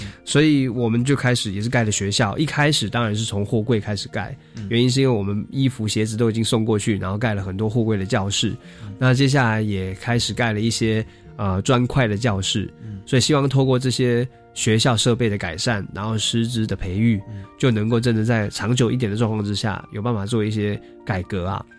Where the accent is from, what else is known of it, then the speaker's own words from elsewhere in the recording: Taiwan; 可能是因为我们是从小喝地沟油长大啊，那吃那个塑化剂都没有问题了